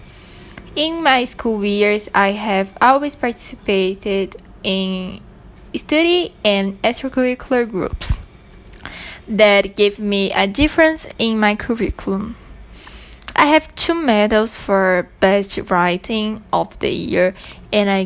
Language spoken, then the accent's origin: English; Brazil; I'm 16 years old and I'm from Brazil.